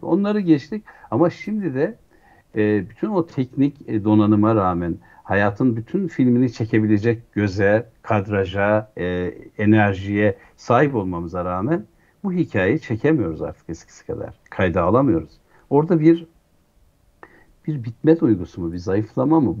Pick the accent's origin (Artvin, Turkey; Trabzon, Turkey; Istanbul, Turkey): Artvin, Turkey; Şavşat; moved away; çocukluğum bir köy evinde geçti. Artvin'in Şah Şat e, ilçesinin, e, Savaş köyünde